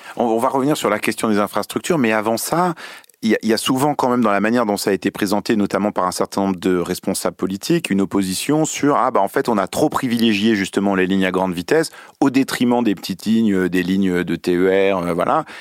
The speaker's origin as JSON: {"language": "French", "town": "Lyon", "region": "Auvergne-Rhône-Alpes", "country": "France", "said": "je suis lyonnais"}